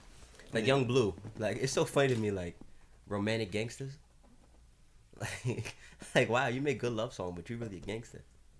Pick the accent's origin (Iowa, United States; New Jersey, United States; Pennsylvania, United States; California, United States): New Jersey, United States; Garfield; I've been in Garfield since I was in fourth grade.